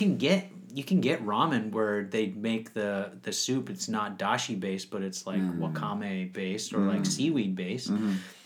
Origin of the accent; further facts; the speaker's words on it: Minnesota, United States; also born or lived in San Francisco; now in Japan; I was born in Minnesota